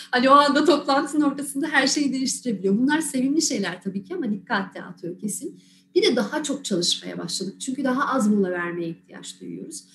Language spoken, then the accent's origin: Turkish; Balıkesir, Turkey; moved away as an adult; Aslen Balıkesirliyim, ailem de orada. Üniversiteyle beraber buraya geldim.